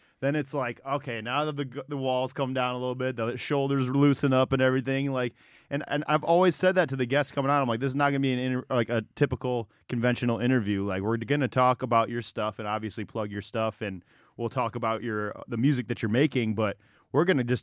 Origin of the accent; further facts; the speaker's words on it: Detroit, Michigan, United States; I'm from Detroit